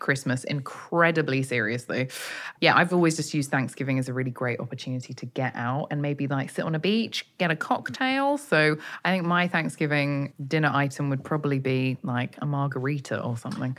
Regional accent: United Kingdom; I, as a Brit

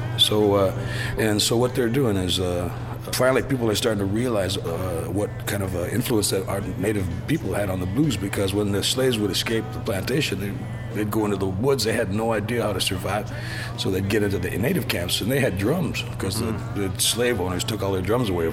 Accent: Six Nations Reserve, Southern Ontario, Canada; moved away as an adult; now in Vancouver, Canada; I'm from the Six Nations Reserve in Southern Ontario, a Mohawk turtle clan. And that's where I grew up for the first 45 years of my life

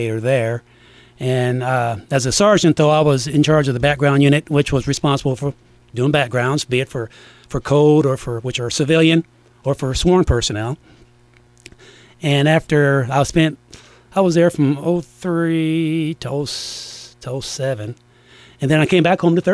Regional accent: Du Quoin, Illinois, United States; I was raised in DuQuoin

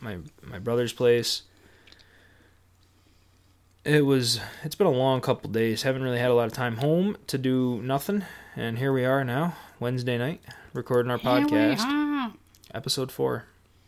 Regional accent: northern New York, United States; moved away; I grew up in northern New York, right on the pretty much the edge of Canada

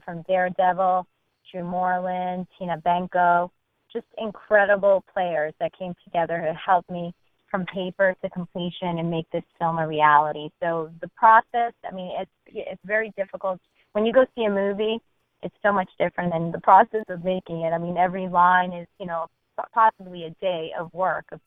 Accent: Argentina; moved away; I'm from Argentina

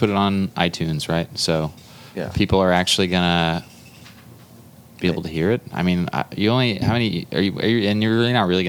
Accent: Houston, Texas, United States; I'm from Houston, Texas.

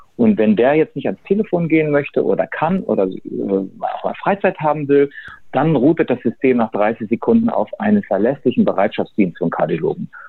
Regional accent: Hamburg, Germany; Also ich bin geborener Hamburger, bin 58 Jahre alt

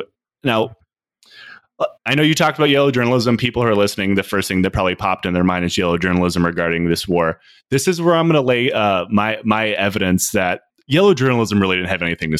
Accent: United States; I'm American.

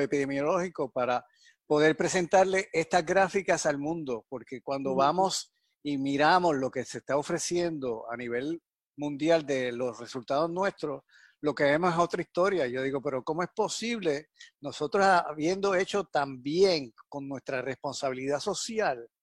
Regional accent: Yauco, Puerto Rico; moved away; mi pueblo natal, que es Yauco

